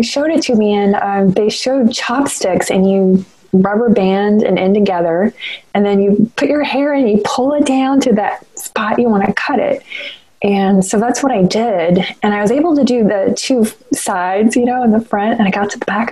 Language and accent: English; North Carolina, United States; moved away; I claim the Carolinas equally. I was born in North Carolina, and my parents moved just over the state line to South Carolina, but I went to school in North Carolina for a huge portion of my education